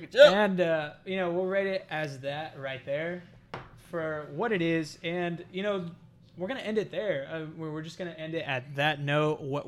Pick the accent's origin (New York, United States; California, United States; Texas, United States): Texas, United States; now in Orlando, United States; I mean, we're all from Texas